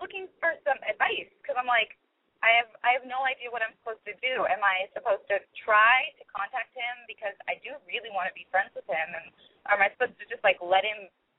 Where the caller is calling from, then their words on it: California, United States; I'm 21. I'm calling from the Bay Area in California.